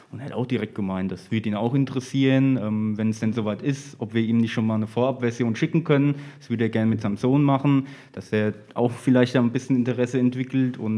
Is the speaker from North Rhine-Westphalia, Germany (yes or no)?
no; Laufach, Bavaria, Germany; now in Aschaffenburg, Germany; bin jetzt im Januar wieder nach Aschaffenburg gezogen. Ursprünglich komme ich aus Laufach.